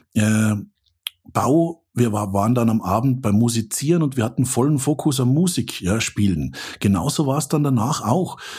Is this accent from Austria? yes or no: yes; Austria; accent: Austrian; also born or lived in Central Switzerland; now in Switzerland; Ich bin Österreicher